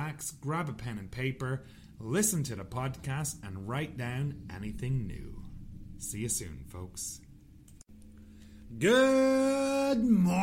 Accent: Ireland; moved away; I'm Irish

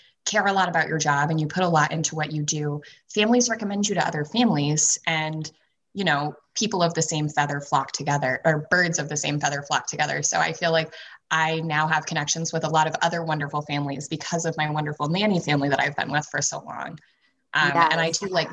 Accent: New Hampshire, United States; coming back home to my home state of New Hampshire when I was 20

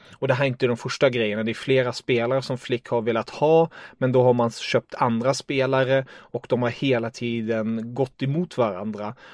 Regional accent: Germany; jag är tysk

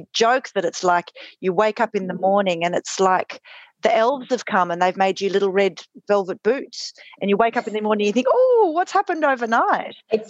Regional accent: Australia; even though we're both Australian, as you can hear from our funny accents, … lives in Germany and I live in Australia.

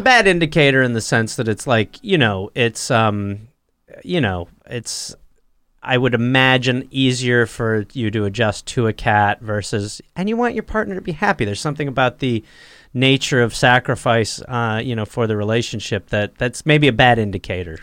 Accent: United States; also born or lived in England; I was raised in America

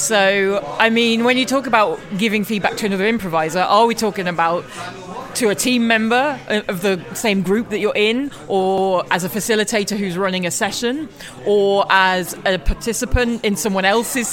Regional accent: United Kingdom; I'm British

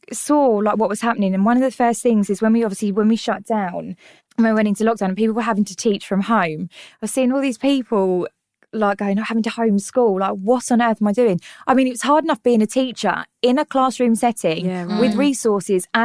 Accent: London, United Kingdom; accent: North London; also born or lived in Tottenham; I was born and brought up in North London, hence the stunning accent, which I'm very, very proud of.

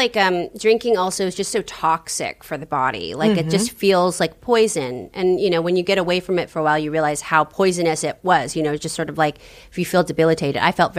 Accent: San Francisco, California, United States; I'm from San Francisco.

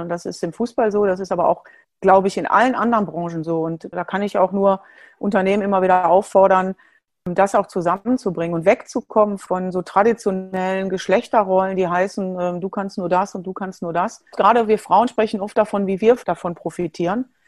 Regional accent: Duisburg, North Rhine-Westphalia, Germany; also born or lived in Switzerland; Ich bin äh, in, Duisburg, in Duisburg geboren, bin in einer großen Familie groß geworden

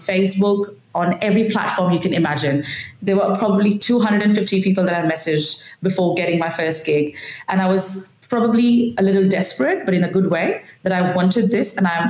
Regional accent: India; first language Marathi; English is a second language; now in Adelaide, Australia; Marathi is my mother tongue, which I speak at home

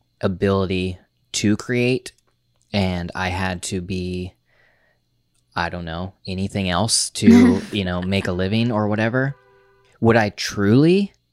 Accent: New York, United States; I am a YouTuber, I am a podcaster, I am a New Yorker

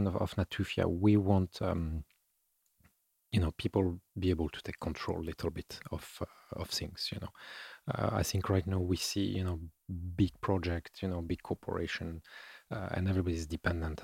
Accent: France; I'm from France

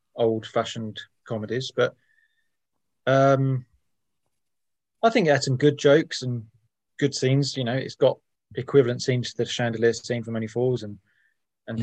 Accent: England, United Kingdom; I'm English

